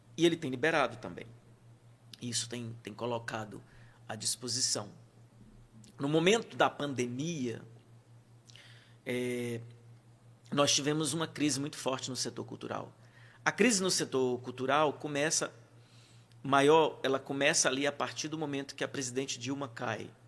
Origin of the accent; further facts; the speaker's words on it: Bom Jesus, Piauí, Brazil; now in Teresina, Brazil; chegar na minha terra sem estar formado